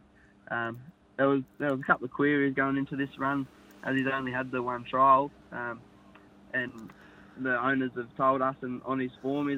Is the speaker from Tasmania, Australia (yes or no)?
yes; King Island, Tasmania, Australia; born or raised there